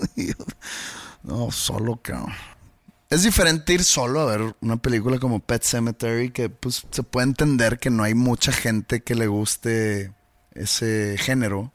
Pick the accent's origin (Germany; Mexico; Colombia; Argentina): Mexico; yo siendo un mexicano oprimido